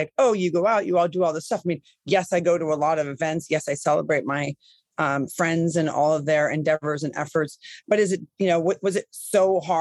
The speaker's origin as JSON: {"language": "English", "region": "Midwest", "country": "United States", "said": "I'm from the Midwest"}